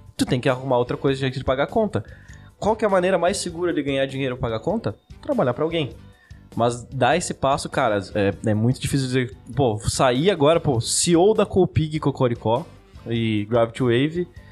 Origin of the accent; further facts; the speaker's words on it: Chapecó, Santa Catarina, Brazil; Nós somos de Chapecó. A gente é uma cidade interior